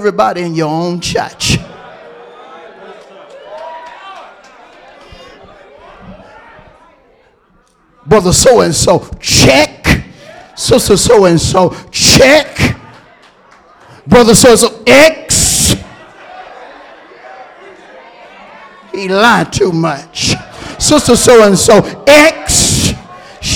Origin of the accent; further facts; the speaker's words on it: Hewlett, United States; I'm from Hewlett